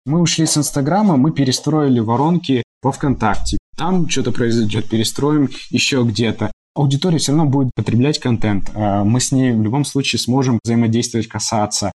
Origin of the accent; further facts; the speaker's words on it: Moldova; moved away; с территории Молдовы, откуда я родом и у меня есть там э, в том числе гражданство параллельно с российским.